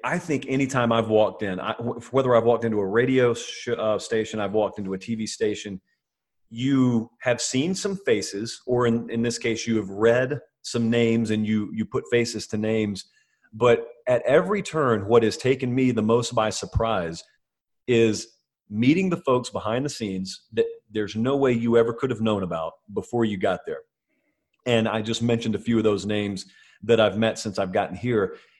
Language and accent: English; Georgia, United States; growing up in Georgia